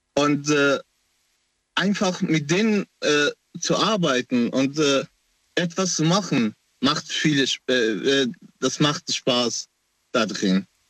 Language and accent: German; Afghanistan; German is a second language; now in Germany; Ich komme aus Afghanistan ursprünglich